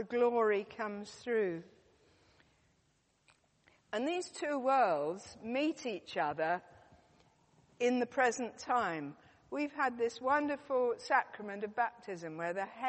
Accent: United Kingdom; I'm very British.

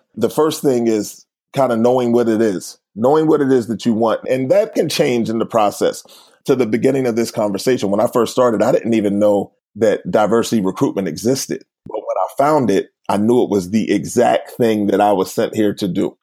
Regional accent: Uniontown, Pennsylvania, United States; moved away; also born or lived in Philadelphia; I'm originally from a place called Uniontown, Pennsylvania. It's southwest of Pittsburgh.

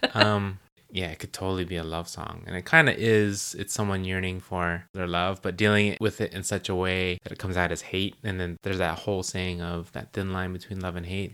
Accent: United States; we're American

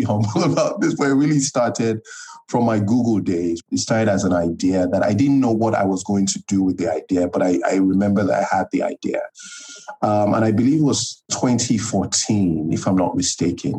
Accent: Nigeria; also born or lived in United States; I am Nigerian. I think I'll start with that. And I'm currently living in Lagos, Nigeria

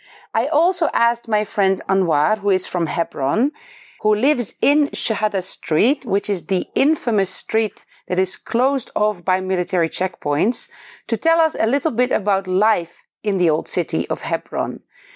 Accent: Netherlands; moved away as an adult; now in Beit Safafa, Palestine; I am originally from the Netherlands and I am married to a Palestinian. We live in Beit Safafa between Jerusalem and Bethlehem

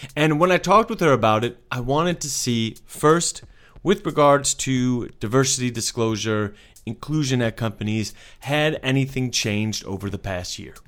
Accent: United States; as an American

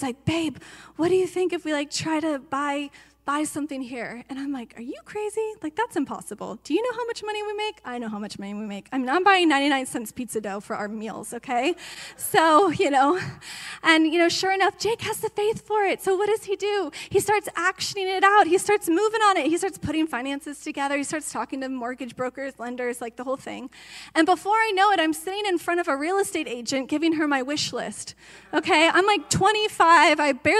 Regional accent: Georgia, United States; I came from Georgia. Do you know what you can spend to buy a 5-bedroom house in Georgia?

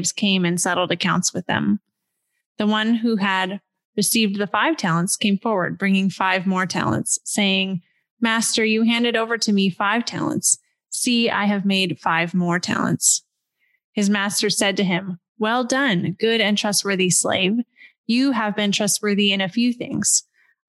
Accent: West Coast of the United States, United States; I grew up on the West Coast of the United States of America in a upper middle class family.

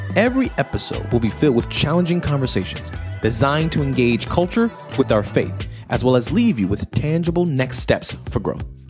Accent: New York City, New York, United States; moved away as an adult; also born or lived in Scranton, Pennsylvania; I'm from New York City

